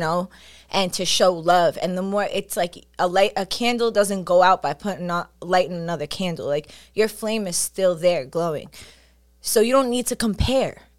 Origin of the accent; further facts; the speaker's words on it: New York City, New York, United States; I'm from Staten Island